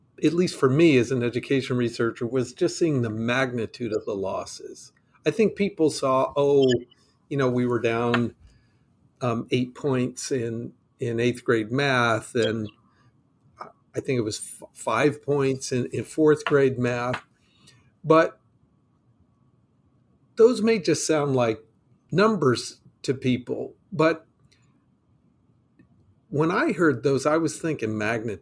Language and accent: English; North Carolina, United States; I'm from North Carolina.